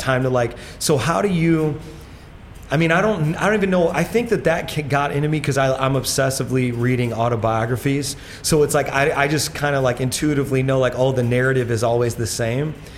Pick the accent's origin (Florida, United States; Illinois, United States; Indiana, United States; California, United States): Indiana, United States; now in New York, United States; I'm from Indiana